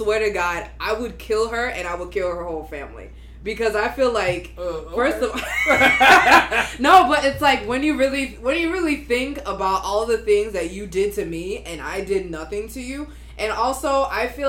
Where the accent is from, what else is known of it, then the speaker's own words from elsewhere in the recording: Nigeria; moved away; I'm from Nigeria, and when I first moved here